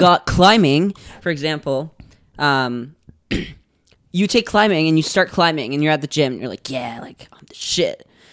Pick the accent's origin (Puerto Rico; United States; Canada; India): Canada; Gatineau, Quebec; moved away; I was born in Get, uh, in Gatineau, and yeah, Gatineau is, it's pretty nice.